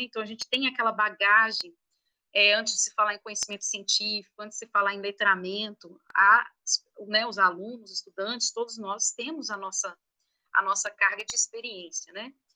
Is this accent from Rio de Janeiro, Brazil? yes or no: no; Minas Gerais, Brazil; mineiros, né? Mineiros moradores de Minas Gerais